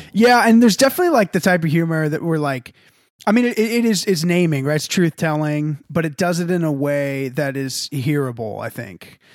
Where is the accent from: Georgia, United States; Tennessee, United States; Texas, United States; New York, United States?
Texas, United States; I'm from Texas.